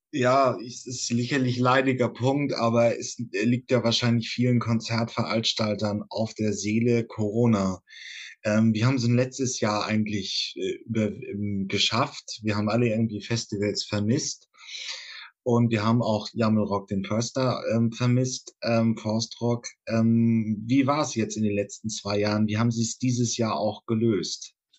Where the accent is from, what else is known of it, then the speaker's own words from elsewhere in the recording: Northern Germany, Germany; ich komme aus Norddeutschland